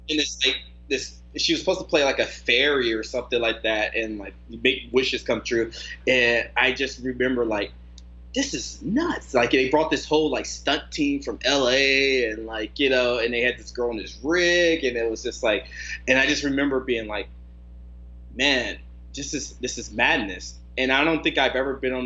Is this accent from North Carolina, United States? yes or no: yes; North Carolina, United States; now in Arizona, United States; I grew up in North Carolina